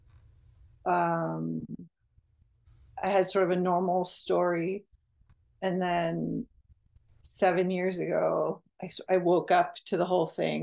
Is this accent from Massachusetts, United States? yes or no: yes; Westwood, Massachusetts, United States; now in Santa Cruz, United States; I came to my hometown, Westwood, Massachusetts, to help my high school gym teacher